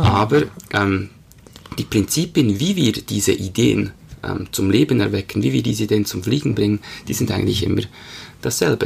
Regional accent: Bern, Switzerland; Aufgewachsen in Bern, lebe mit meiner Familie

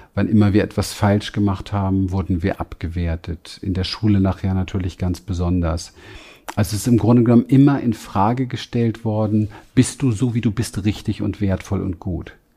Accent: Berlin, Germany; ich bin groß geworden in Berlin, im Berliner Hinterhof.

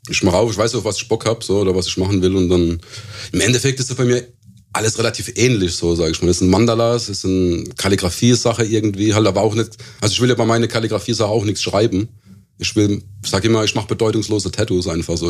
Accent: Ketsch, Baden-Württemberg, Germany; also born or lived in Lampertheim; Ich bin aus Ketch, das ist ein, auch ein Suburb von Mannheim, also südlich von Mannheims erste Kaff, Ketch

